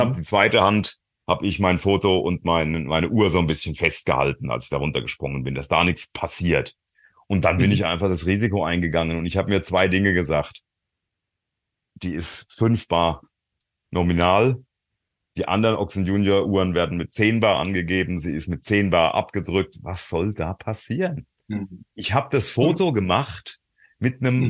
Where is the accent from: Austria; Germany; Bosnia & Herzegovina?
Germany; Frankfurt, Hesse; ich bin auch aus Frankfurt